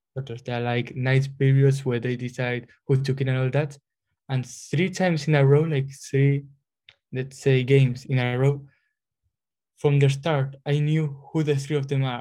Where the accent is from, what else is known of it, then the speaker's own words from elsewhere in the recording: Spain; moved away as an adult; now in Glasgow, United Kingdom; I come from Spain, I'm a third year chemistry student doing masters in well in Glasgow here